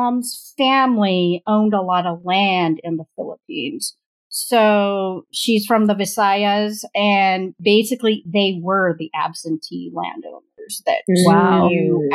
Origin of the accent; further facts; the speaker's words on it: Orange County, California, United States; I was born in and raised in Orange County